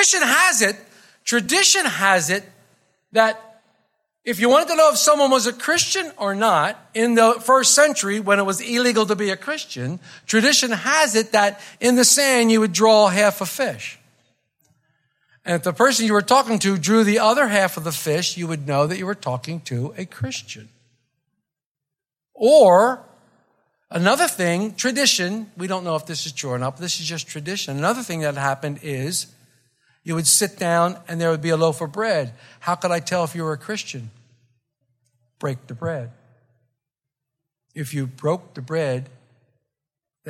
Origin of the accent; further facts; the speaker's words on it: Philadelphia, Pennsylvania, United States; I'm from South Philly